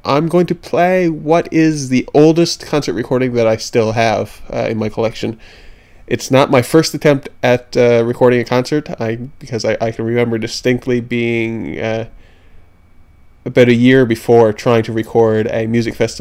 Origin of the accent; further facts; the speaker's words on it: Milltown, Newfoundland and Labrador, Canada; also born or lived in St. John's, Newfoundland; now in Ottawa, Canada; my hometown